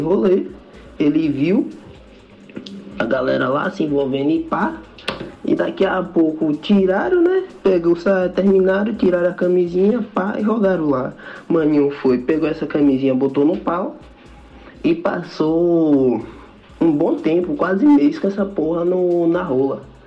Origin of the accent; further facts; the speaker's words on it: Teolândia, Bahia, Brazil; now in Salvador, Brazil; eu sou eu sou do interior da Bahia, né? Moro em Salvador, mas sou do interior da Bahia, cidade chamada Teolândia